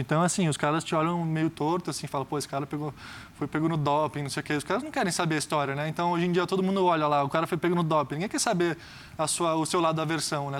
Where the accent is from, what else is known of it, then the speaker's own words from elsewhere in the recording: Brazil; sendo brasileiro